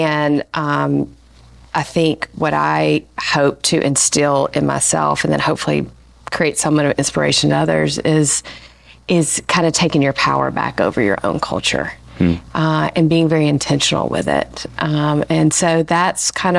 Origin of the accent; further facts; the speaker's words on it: Alabama, United States; now in Asheville, United States; I grew up in the South. I grew up in Alabama.